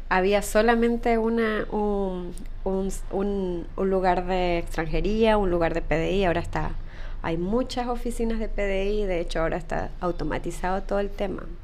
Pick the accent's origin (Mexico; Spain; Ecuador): Ecuador; moved away as an adult; now in Chile; Soy de Ecuador, correcto, sí.